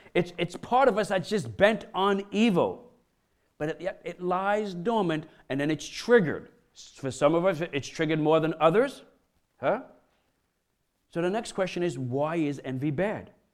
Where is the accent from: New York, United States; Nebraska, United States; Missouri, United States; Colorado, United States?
New York, United States; Brooklyn; I'm a kid from Brooklyn, you know, grew up in, in, in low-income areas